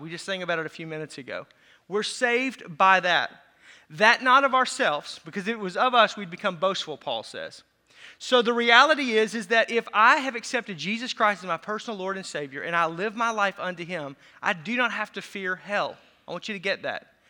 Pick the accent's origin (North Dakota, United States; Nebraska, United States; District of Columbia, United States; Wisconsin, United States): Wisconsin, United States; Racine County, south; I'm from Racine County. That's where the accent comes from, just south Wisconsin.